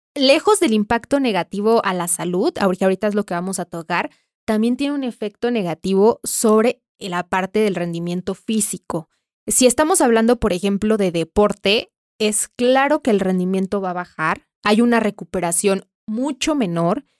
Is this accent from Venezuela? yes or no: no; Mexico; Como mexicanos